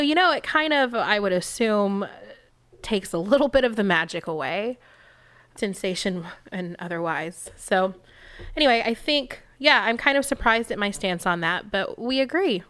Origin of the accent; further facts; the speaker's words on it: Texas, United States; moved away as an adult; now in California, United States; I come from Texas